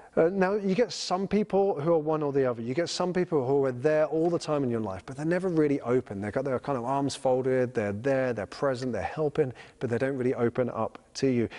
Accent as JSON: {"language": "English", "country": "United Kingdom", "said": "I'm a British citizen"}